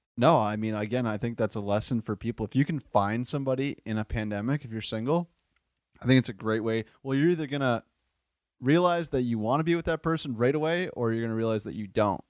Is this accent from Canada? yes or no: yes; Windsor, Ontario, Canada; moved away as an adult; also born or lived in Buffalo, New York; I am from the Wynn City, Windsor, Ontario, um, s, most southern point of Canada